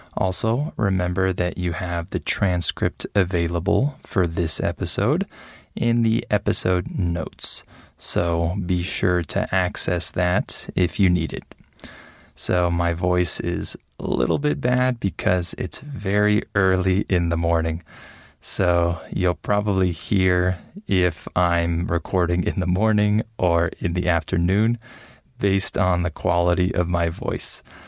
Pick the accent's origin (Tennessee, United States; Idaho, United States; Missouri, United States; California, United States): California, United States; San Diego; also born or lived in Los Angeles, California; I grew up mostly in San Diego, California, with my parents